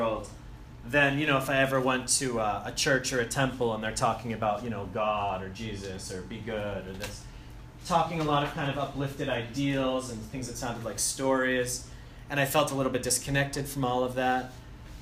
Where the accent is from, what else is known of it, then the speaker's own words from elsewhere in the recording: Andover, Massachusetts, United States; moved away as an adult; Originally, I'm from Andover, so I went to Bancroft and Doherty High School